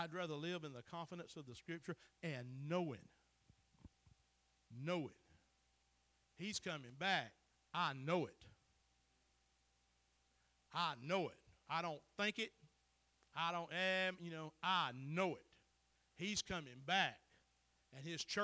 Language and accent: English; Chattooga County, Georgia, United States; I'm from Chattooga County.